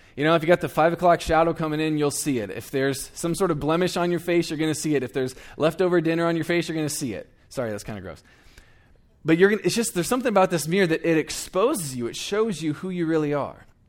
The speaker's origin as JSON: {"language": "English", "town": "Eugene", "region": "Oregon", "country": "United States", "tie": "born or raised there", "moved": "as an adult", "lives_now": "Iowa, United States", "said": "I was born and raised in Eugene, Oregon"}